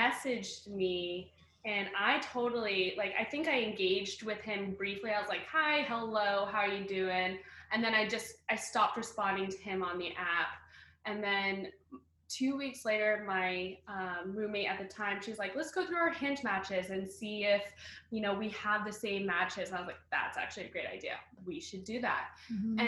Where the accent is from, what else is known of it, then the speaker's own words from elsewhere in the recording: Bay Area, California, United States; moved away as an adult; also born or lived in Boston; I am originally from California